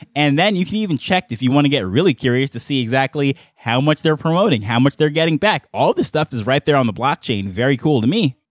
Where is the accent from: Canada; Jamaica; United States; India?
Jamaica; being a Jamaican myself